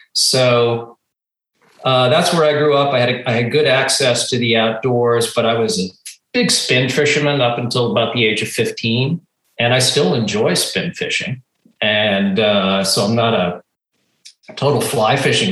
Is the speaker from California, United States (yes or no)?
no; outside of Boston, Massachusetts, United States; I grew up outside of Boston in a very rural area